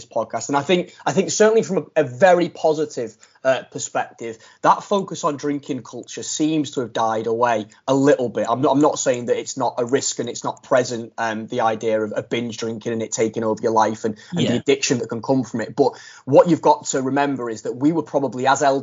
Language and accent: English; Widnes, North West England, United Kingdom; we're from Widnes